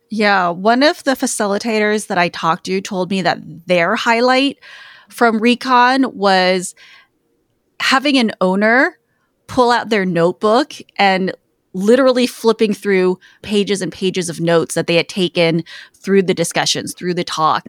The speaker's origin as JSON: {"language": "English", "town": "Los Angeles", "region": "California", "country": "United States", "tie": "born or raised there", "said": "it is my hometown"}